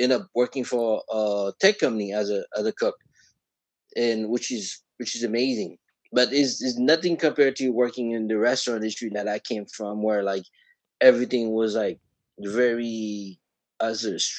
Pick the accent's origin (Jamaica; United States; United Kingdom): United States; Miami, Florida; moved away as an adult; now in New York, United States; I'm originally from Florida, Miami